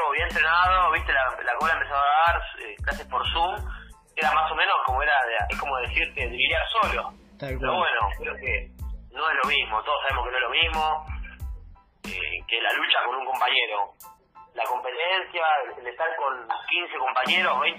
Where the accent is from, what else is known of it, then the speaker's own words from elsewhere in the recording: Berisso, Buenos Aires Province, Argentina; soy de Berizo.